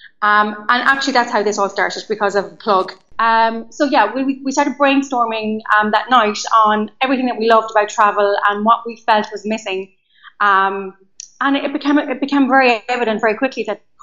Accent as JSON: {"language": "English", "area": "County Leitrim", "region": "Connacht", "country": "Ireland", "also_born_or_lived": "London / Amsterdam", "moved": "as an adult", "said": "I am from a small county in the west of Ireland called Leitrim"}